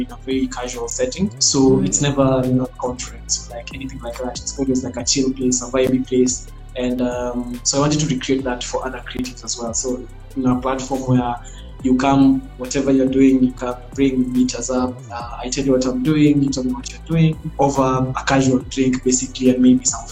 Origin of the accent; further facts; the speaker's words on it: Nairobi, Kenya; I grew up in Kibera